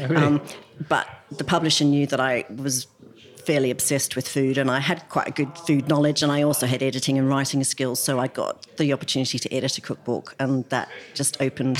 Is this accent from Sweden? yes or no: no; Australia; moved away as an adult; now in United Kingdom; when I grew up in Australia